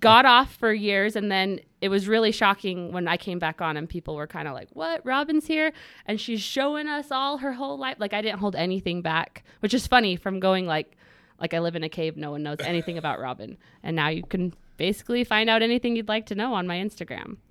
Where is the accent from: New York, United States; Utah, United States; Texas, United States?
Utah, United States; Pleasant Grove; also born or lived in Cedar City, Utah; I grew up here in Pleasant Grove, just in Utah County.